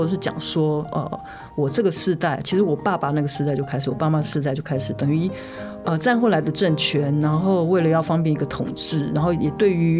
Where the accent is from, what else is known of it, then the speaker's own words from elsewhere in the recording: Taiwan; 就是在家里我们讲的是台语，我妈妈自己又是客家人，那我去外婆家讲的是听的是客家话，但是。很妙的是，听起来现在很像天方夜谭，但是台湾到现在都是啊，走出家门